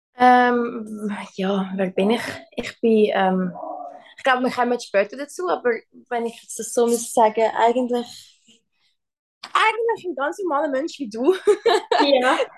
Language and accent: German; Switzerland; moved away as an adult; now in United States; dass ich in der Schweiz aufgewachsen bin